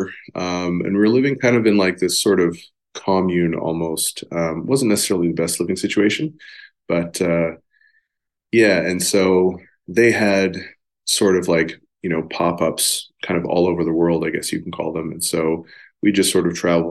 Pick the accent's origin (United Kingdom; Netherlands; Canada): Netherlands; Amsterdam, North Holland; born there; I was born in Amsterdam, Netherlands.